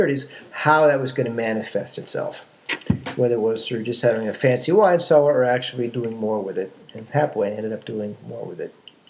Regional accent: New York City, New York, United States; Born and raised in New York City, spent my entire career on Wall Street. In fact, I still work on Wall Street.

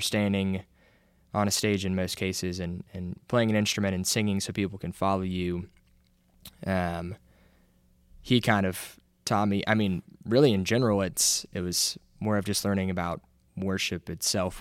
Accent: Auburn, United States; I'm from Auburn, was born, raised here, raised in the church

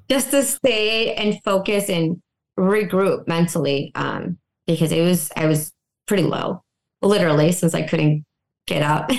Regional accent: Benson, Illinois, United States; moved away as an adult; also born or lived in North Carolina / Fort Worth, Texas; Came back to my hometown, Benson, Illinois.

